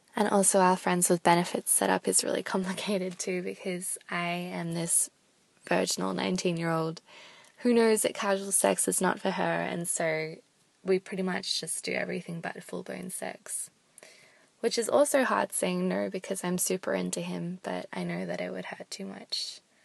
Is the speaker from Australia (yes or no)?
yes; Australia; I'm from Australia, and I'm nineteen.